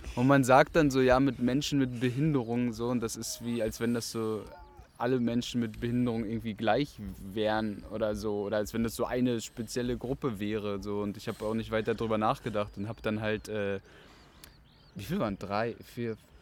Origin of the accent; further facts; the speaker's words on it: Rostock, Mecklenburg-Vorpommern, Germany; now in Berlin, Germany; ich bin in Rostock geboren und bin dort aufgewachsen